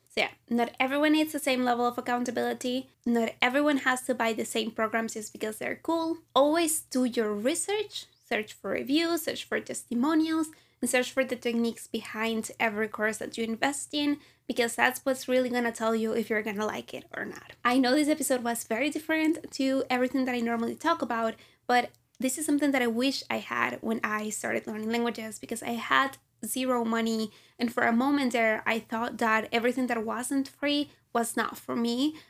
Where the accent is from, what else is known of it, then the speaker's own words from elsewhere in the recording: Venezuela; moved away as an adult; I'm from Venezuela